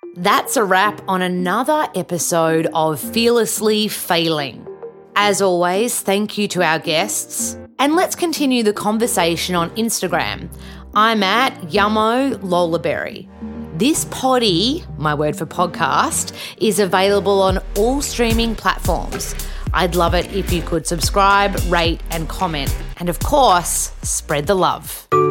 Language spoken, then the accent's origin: English; Australia; moved away as an adult; now in United States; for an Australian